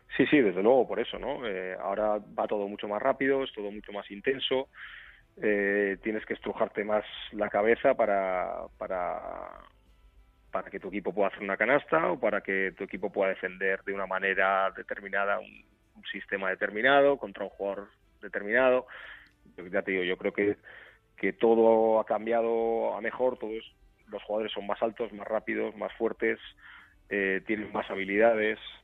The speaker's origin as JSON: {"language": "Spanish", "town": "Portugalete", "region": "Basque Country", "country": "Spain", "said": "soy vizcaíno, pues soy de Portugalete"}